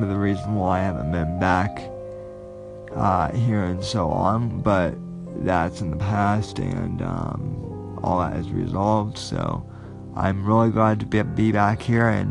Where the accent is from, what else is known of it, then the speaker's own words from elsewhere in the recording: Denver, Colorado, United States; moved away as an adult; now in Florida, United States; I am originally from Denver. I was born and raised there